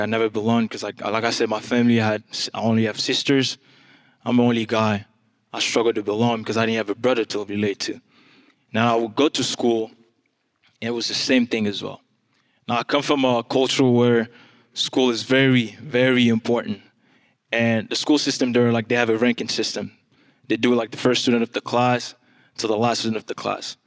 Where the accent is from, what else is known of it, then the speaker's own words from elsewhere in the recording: DR Congo; English is a second language; now in United States; I am from the Democratic Republic of Congo, if you haven't figured it out yet. That's where the accent is from.